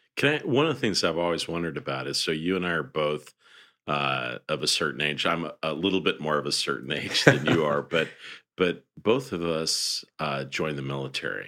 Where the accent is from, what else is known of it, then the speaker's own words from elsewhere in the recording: Fresno, California, United States; moved away; I grew up in the Central San Joaquin Valley, uh, in California, uh, in Fresno, California.